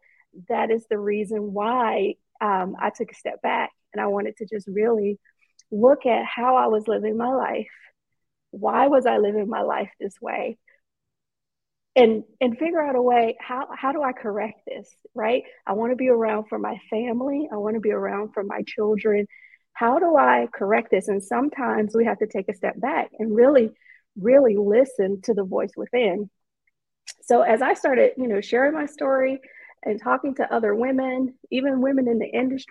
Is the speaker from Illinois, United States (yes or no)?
no; Atlanta, Georgia, United States; I'm from Atlanta, born and raised